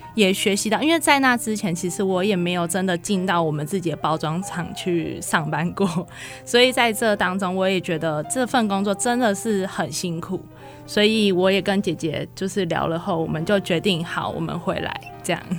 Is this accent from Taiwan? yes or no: yes; Hsinchu, Taiwan; 我们姐妹是在新竹长大的，然后所以我们想要回到我们的家乡，然后为我们家乡就是开一间店面这样子